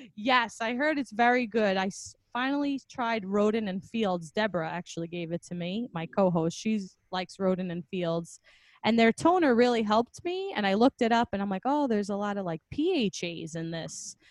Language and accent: English; New York, United States; We're both from New York